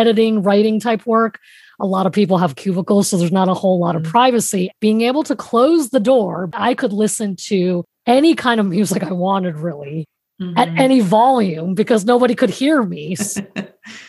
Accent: United States; I am Chinese American. I am American by birth, Chinese by ethnicity

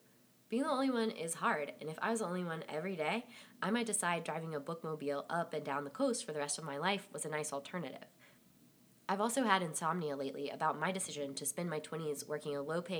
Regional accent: South Carolina, United States; coincidentally from the place where I grew up in South Carolina

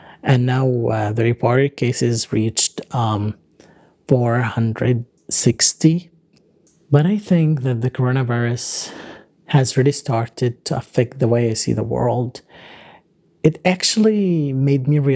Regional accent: Gaza, Gaza Strip, Palestine; now in Doha, Qatar; I kind of feel blockaded again, but this time I'm not blockaded in Gaza. I'm blockaded here in my dorm room in Doha.

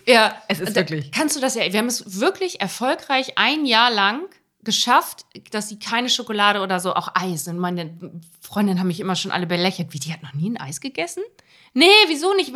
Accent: Germany; now in Hamburg, Germany; in dem Bremer Raum, wo ich herkomme

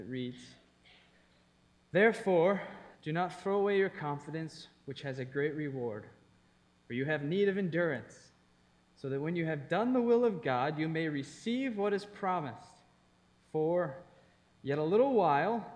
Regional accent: East Coast, United States; moved away as an adult; also born or lived in Thailand; I grew up on the East Coast.

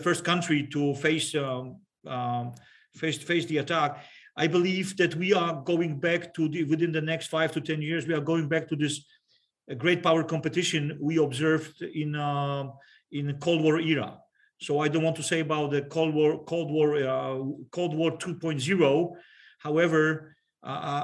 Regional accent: Poland; I'm talking from the Polish perspective.

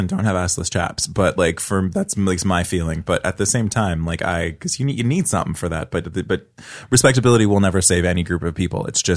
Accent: Oakland, California, United States; I grew up, I'm from Oakland. I grew up in like the nice part of Oakland

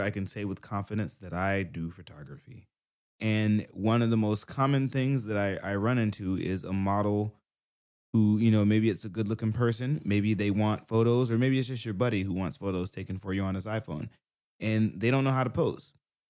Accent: Southern United States, United States; I am from the South, yeah.

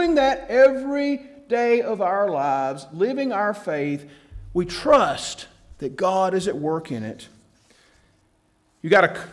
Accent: Atlanta, Georgia, United States; growing up in Atlanta

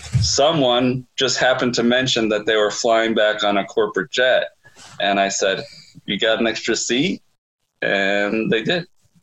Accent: Brooklyn, New York, United States; accent: Brooklyn; I went to school with all these kids from Teaneck and Queens who made fun of my Brooklyn accent.

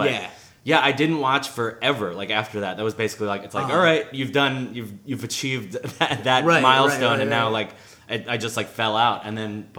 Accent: Long Island, New York, United States; No, in Long Island. So it was like a 45-minute drive, hour train ride into the city.

